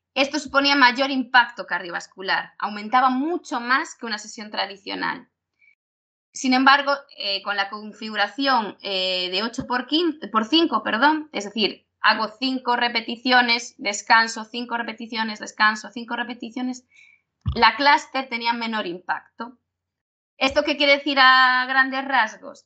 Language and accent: Spanish; Galicia, Spain; nosotros somos gallegos y es depende. Nosotros en Galicia usamos mucho el depende